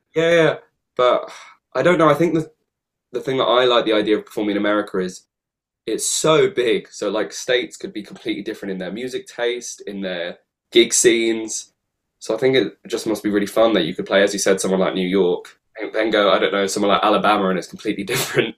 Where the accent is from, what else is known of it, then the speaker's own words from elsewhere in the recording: London, United Kingdom; I've grown up in London